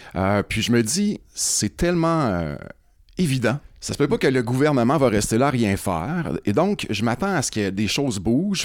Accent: Rouyn-Noranda, Quebec, Canada; moi, je viens de Rouen-Noranda. En fait, je suis rouyn norandien de quatrième génération.

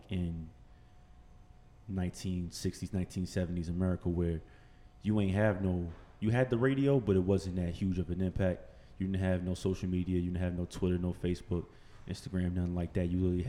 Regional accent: East Orange, New Jersey, United States; also born or lived in Newark / Irvington / Plainfield / Trenton; I was born in Newark, Wequake section. My whole family's from Newark. My mom's from Newark. My dad's from Newark. But I'm not from Newark. I'm from East Orange, town right over. I lived all over this place.

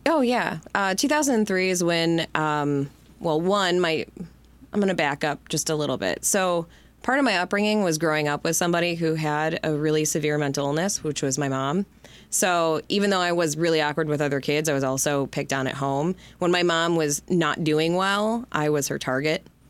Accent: Livonia, Michigan, United States; also born or lived in Detroit, Michigan / Denver, Colorado; Livonia is where I was born and raised, and I as much as I hated the city growing up, I live there now as a parent.

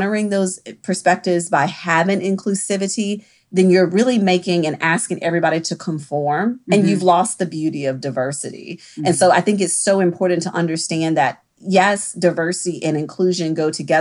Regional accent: the South, United States; I am from the South and there is a level of hierarchy that is ingrained in us very early

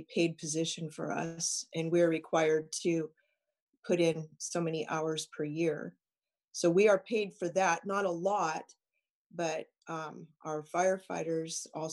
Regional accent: San Diego, California, United States; I was born in San Diego

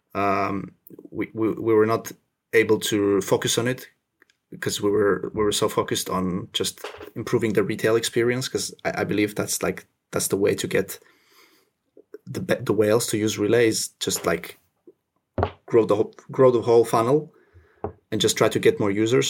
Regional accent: Finland; also born or lived in Russia / French Indian Ocean territory; now in France (Indian Ocean territory); I was born in Russia. I grew up in Finland

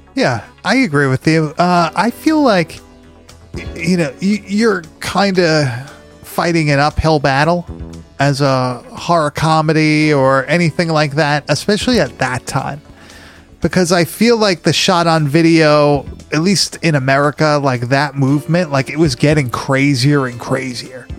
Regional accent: Long Island, New York, United States; moved away; Back up north, um, when I was growing up on Long Island

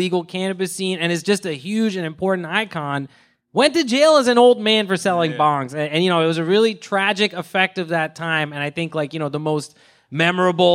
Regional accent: Philadelphia, Pennsylvania, United States; I'm from Philadelphia

